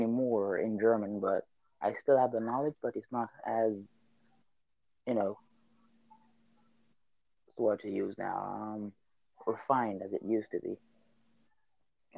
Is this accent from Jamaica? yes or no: yes; Clarendon, Jamaica; first language Jamaican Patois; I am from Jamaica. I'm a natural bilingual. I speak two languages naturally from birth, Patois and English. Okay, so when I was growing up in the countryside